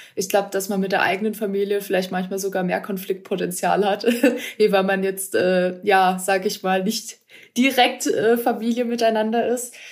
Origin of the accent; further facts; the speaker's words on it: Ortenau, Baden-Württemberg, Germany; moved away as an adult; also born or lived in Stuttgart-Hohenheim; now in Nahe, Germany; Ich bin ja aus der Ortenau gebürtig, aus Baden